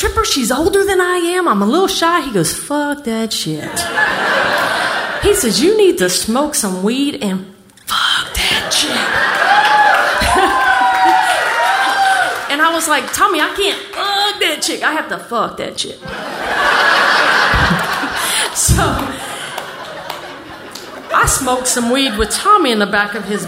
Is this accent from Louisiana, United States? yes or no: yes; New Orleans, Louisiana, United States; I grew up in New Orleans